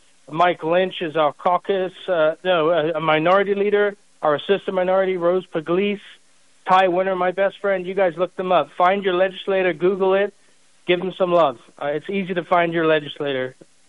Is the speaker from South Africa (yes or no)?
yes; South Africa; now in United States; I'm a foreigner. I'm a legal immigrant to this country. I came here legally from South Africa, of all places.